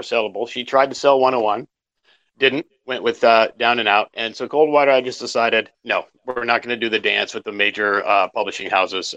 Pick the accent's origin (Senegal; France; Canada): Canada; Cochrane, Alberta; moved away as an adult; also born or lived in Calgary, Canada / San Francisco, United States; I was born in Calgary, but raised near a town called Cochrane.